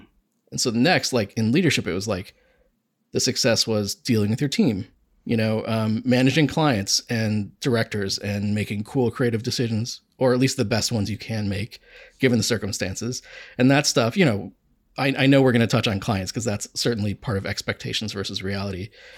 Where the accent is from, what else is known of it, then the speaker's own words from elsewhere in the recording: Akron, Ohio, United States; Like I grew up in Akron and I was doing advertising there.